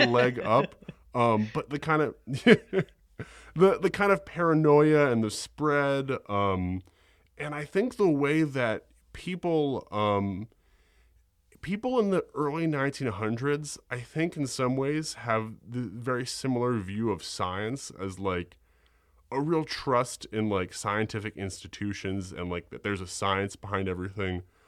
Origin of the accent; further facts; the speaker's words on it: New York, United States; I'm from New York, born and raised